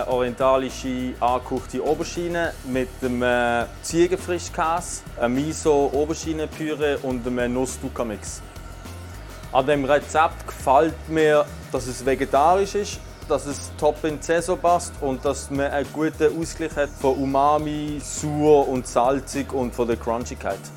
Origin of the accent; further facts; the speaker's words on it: Basel, Basel-Stadt, Switzerland; bin 29, ich komme aus Basel und bin seit Ende 2020 Küchenchef im Restaurant Kraft.